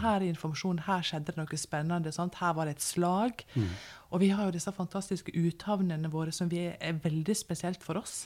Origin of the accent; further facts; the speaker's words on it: Norway; vi som nordmenn